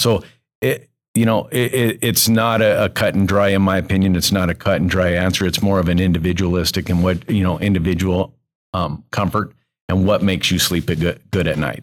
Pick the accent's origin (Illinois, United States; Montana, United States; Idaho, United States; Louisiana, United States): Montana, United States; Billings; I grew up in Billings